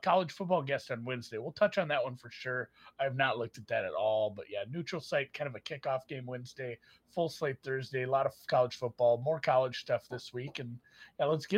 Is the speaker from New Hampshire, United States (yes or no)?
no; Western Minnesota, United States; I grew up in Western Minnesota